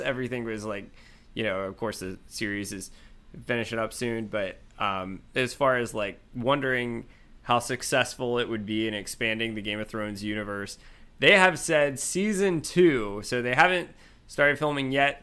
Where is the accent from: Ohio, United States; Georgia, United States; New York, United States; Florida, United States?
Georgia, United States; I'm from Georgia